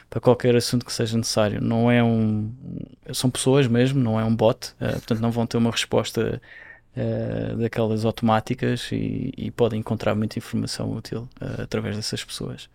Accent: Madeira, Portugal; moved away as an adult; now in Brazil; eu nasci numa ilha, não é? Eu, cresci na, eu nasci na Ilha da Madeira.

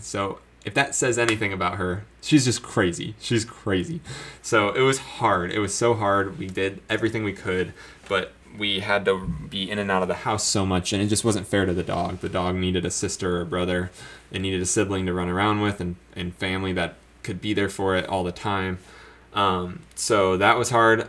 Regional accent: Florida, United States; moved away as an adult; also born or lived in Colorado; now in South Carolina, United States; me not being used to colder climate growing up in Florida

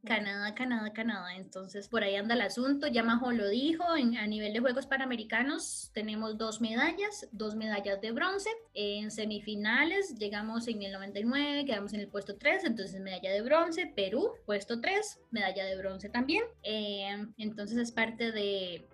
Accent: Costa Rica

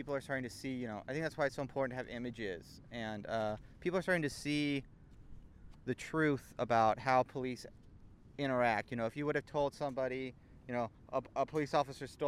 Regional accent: Manhattan Beach, California, United States; I grew up in Manhattan Beach.

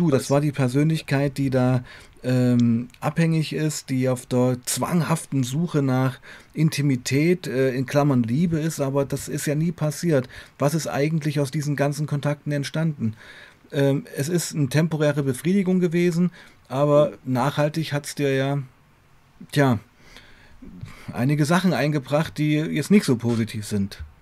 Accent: Weißenfels, Saxony-Anhalt, Germany; moved away as an adult; also born or lived in Leipzig; also ich komme ja aus Weißenfels, eine Kleinstadt, mhm. Sachsen-Anhalt, habe ja schon in Leipzig gewohnt

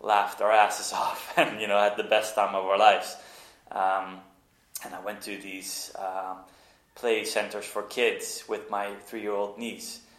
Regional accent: Norway; moved away; also born or lived in Netherlands; I grew up in Norway. My mom's from there. And we went to vacation a lot when we moved back to the Netherlands.

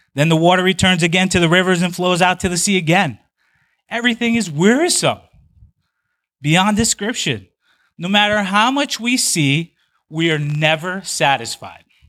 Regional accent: Big Island of Hawaii, United States; moved away as an adult; I spent the first twenty years of my life on the Big Island of Hawaii

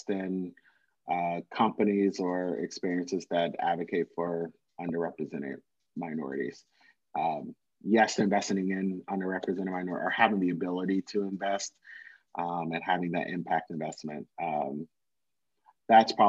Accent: Virginia, United States; moved away as an adult; now in Atlanta, United States; born and raised in Virginia

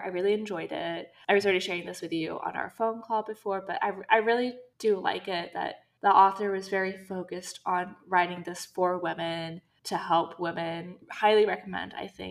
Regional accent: Saudi Arabia; We've mentioned many times that we grew up in Saudi, and so we wanted to focus on this region that's kind of special to us.

